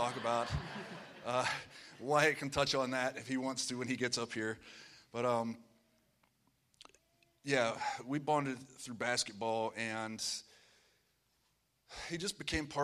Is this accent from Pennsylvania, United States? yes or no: yes; Pennsylvania, United States; I'm from Pennsylvania.